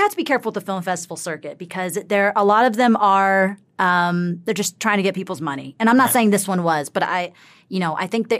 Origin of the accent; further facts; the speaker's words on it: the South, United States; Yeah, I'm from the South.